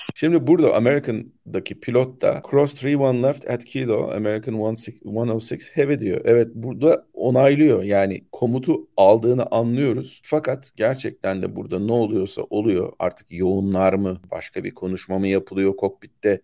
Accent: Turkey; Biz Orta Doğulu değiliz. Biz aslında Türk'üz

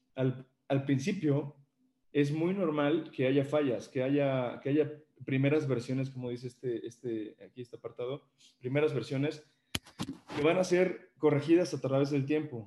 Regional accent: Mexico City, Mexico; moved away as an adult; now in Puebla, Mexico; yo soy originario de la Ciudad de México, me vine a vivir para acá, para Puebla, por razones familiares

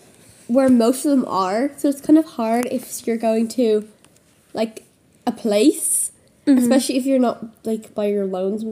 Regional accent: Ireland; We're from Ireland

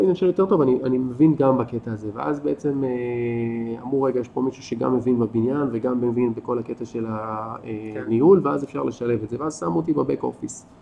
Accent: Ashkelon, Southern District, Israel; moved away as an adult; also born or lived in Tel Aviv, Israel; now in Kibbutz Nitzanim, Israel; אני גדלתי באשקלון

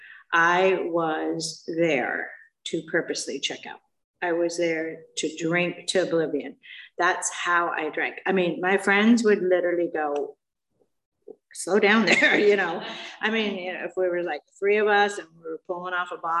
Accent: Mission Viejo, California, United States; now in Aliso Viejo, United States; I grew up in Mission Viejo.

